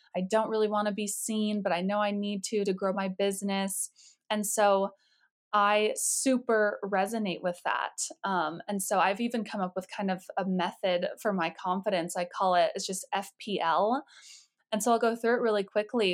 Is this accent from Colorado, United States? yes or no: yes; Colorado, United States; I grew up in Colorado